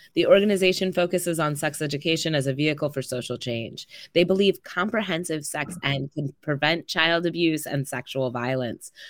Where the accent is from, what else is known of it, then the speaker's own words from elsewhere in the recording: Madison, Wisconsin, United States; I grew up here in Madison. I went to public school